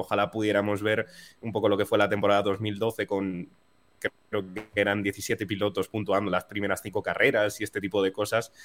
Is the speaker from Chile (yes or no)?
no; Spain; como españoles que somos